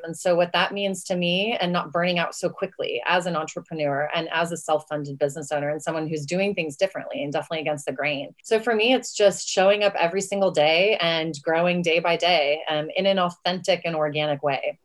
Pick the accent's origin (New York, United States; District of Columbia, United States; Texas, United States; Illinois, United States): Texas, United States; West; I'm from West Texas